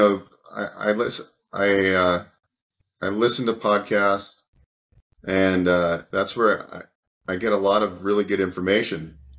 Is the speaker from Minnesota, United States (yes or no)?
no; California, United States; also born or lived in New York / New Jersey / Pennsylvania; I was born on the East Coast in the suburbs of New York, and yeah. Lived in New York and New Jersey and Pennsylvania. And I moved to California from Pennsylvania. I think I was about 10 or 11 years old.